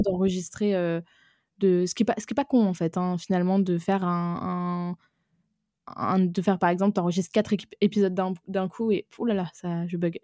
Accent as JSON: {"language": "French", "town": "Aix-en-Provence", "region": "Provence-Alpes-Côte d'Azur", "country": "France", "tie": "born or raised there", "also_born_or_lived": "Lyon", "said": "j'ai grandi à Aix-en-Provence"}